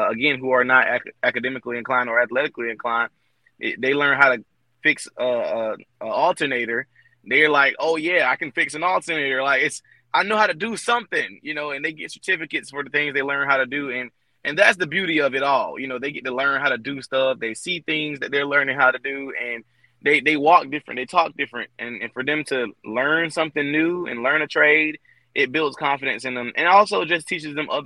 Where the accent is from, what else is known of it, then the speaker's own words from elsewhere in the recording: Albany, Georgia, United States; the entire school system in my hometown of Albany, Georgia